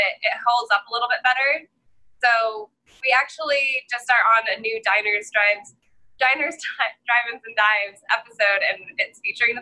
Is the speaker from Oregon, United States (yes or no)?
no; Boulder, Colorado, United States; I grew up in Colorado